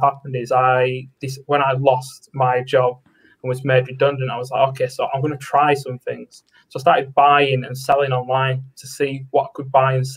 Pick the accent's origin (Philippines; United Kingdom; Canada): United Kingdom; Preston, North West England; I'm from Preston in the United Kingdom.